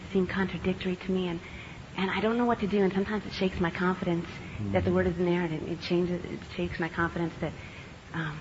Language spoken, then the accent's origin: English; San Lorenzo, California, United States; I'm from San Lorenzo, up in the Bay Area